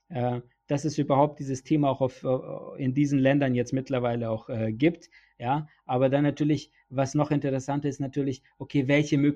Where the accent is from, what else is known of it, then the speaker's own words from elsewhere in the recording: Nuremberg, Bavaria, Germany; Ich kann dir ein Beispiel hier bei uns jetzt in Nürnberg, ne, weil ich komme ja aus Nürnberg